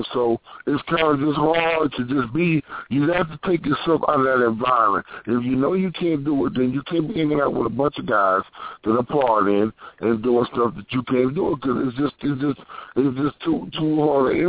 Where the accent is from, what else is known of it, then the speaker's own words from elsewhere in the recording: Arkansas, United States; I'm from Arkansas.